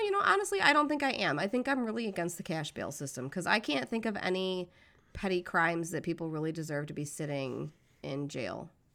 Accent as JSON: {"language": "English", "country": "United States", "said": "I'm American"}